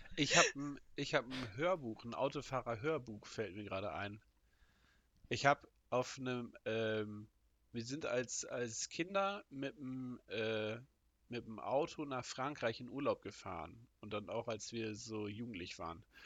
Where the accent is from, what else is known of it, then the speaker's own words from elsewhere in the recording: Northern Germany, Germany; ich bin Norddeutscher